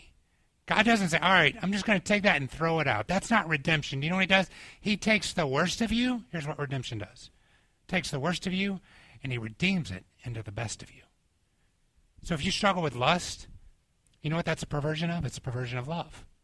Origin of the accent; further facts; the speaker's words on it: Atlanta, Georgia, United States; moved away; when I was growing up in Atlanta